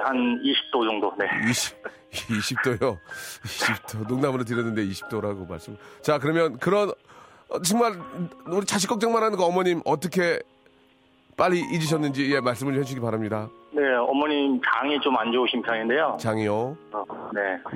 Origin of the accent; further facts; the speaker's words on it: Gimpo, Gyeonggi Province, South Korea; moved away; 저는 김포예요.